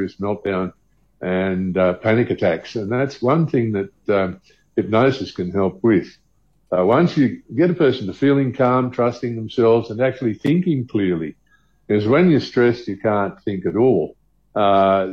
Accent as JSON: {"language": "English", "country": "Australia", "moved": "yes", "lives_now": "South Africa", "said": "I'm originally from Australia"}